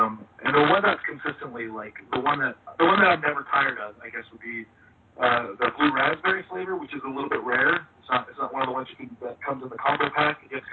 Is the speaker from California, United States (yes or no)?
yes; Los Angeles, California, United States; I'm from Los Angeles